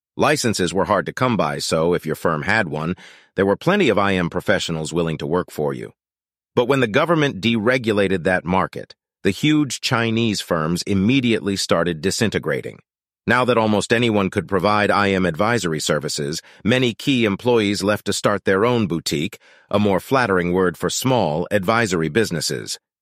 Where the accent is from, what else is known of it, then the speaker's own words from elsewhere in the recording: Norway; moved away; my hometown in Norway